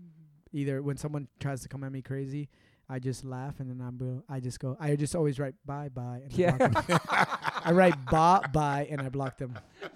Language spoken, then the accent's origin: English; Puerto Rico; Because I'm Puerto Rican, whether I was born in Puerto Rico or the moon, that doesn't change anything, right?